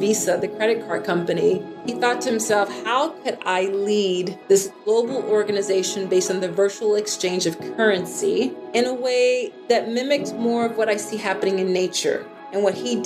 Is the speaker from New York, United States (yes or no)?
no; Philadelphia, Pennsylvania, United States; I grew up in Philly, Philadelphia, on the East Coast of the United States.